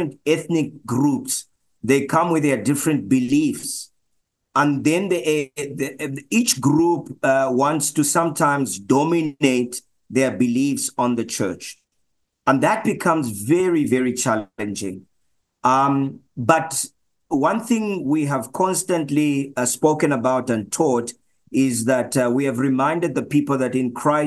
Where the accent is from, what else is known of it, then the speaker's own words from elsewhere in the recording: Zambia; moved away as an adult; now in Johannesburg, South Africa; I'm originally from Zambia